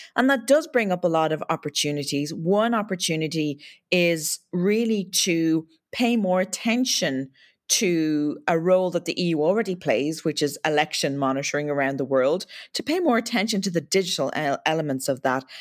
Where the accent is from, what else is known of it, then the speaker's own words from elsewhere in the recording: Ireland; accent: Irish lilt; As your listeners can probably tell from the Lilton, my accent, I come from uh, Ireland